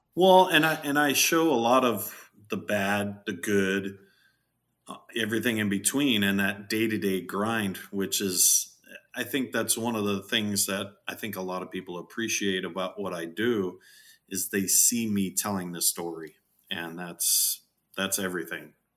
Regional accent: Southern California, United States; I was born in Southern California

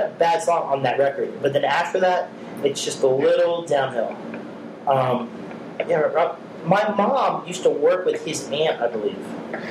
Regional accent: Sarasota, Florida, United States; my hometown, Sarasota, Florida.

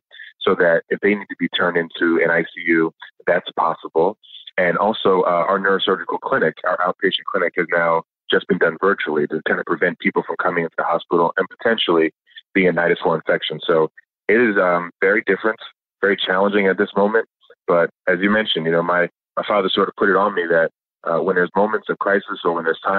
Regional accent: New Jersey, United States; also born or lived in Bahamas; coming from the Bahamas and growing up in South Jersey

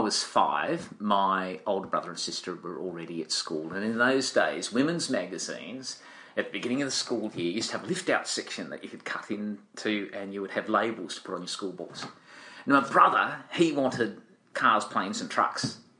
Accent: Tasmania, Australia; And so you wander around in Tasmania and you collect experiences.

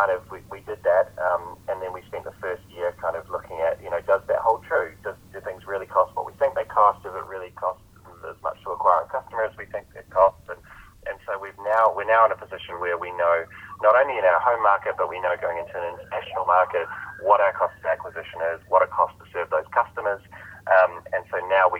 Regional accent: New Zealand; I'm a New Zealander

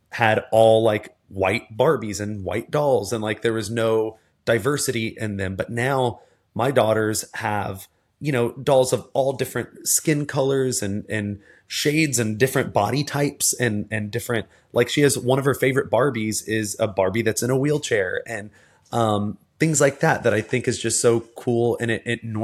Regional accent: the South, United States; I remember as a as a kid and as a teenager, again growing up in the South with a parent who's a police officer, a brother's who's a police officer.

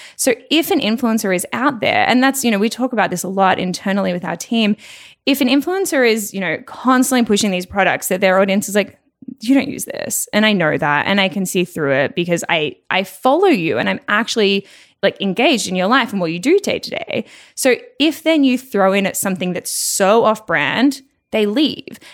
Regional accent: Melbourne, Victoria, Australia; moved away; also born or lived in Toronto / Los Angeles; I'm originally from Melbourne

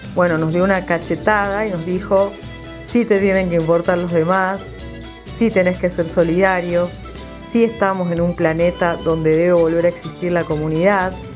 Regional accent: Quebrada and Puna of Jujuy, Argentina; nuestra esencia, que sin dudas la esencia de los pueblos, de la quebrada y puna jujeñas

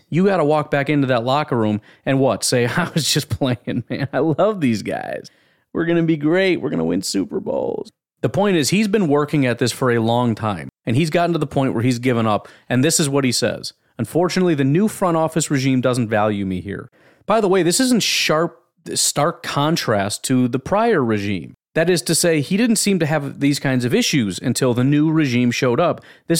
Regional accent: Mason County, Georgia, United States; I'm a kid from Mason County, Georgia. When you grow up playing football, you dream of making it to the NFL one day.

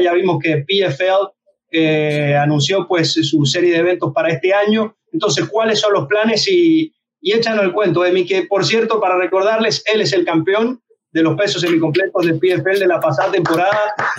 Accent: Venezuela; yo, yo soy de Venezuela

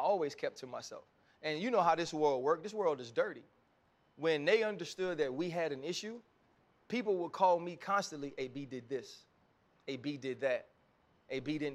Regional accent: New Orleans, Louisiana, United States; I'm from New Orleans

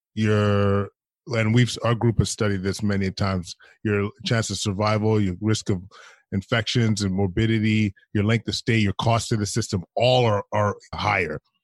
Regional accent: Alberta, Canada; moved away; I'm from Alberta originally, so boys from back home

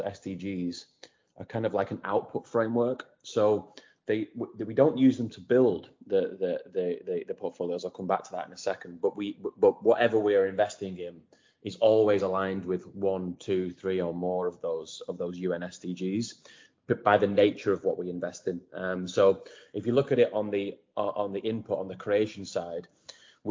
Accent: Wigan, North West England, United Kingdom; moved away as an adult; I'm dialing in from Wigan in Greater Manchester, where I was born and raised, and that I've recently moved back to during lockdown

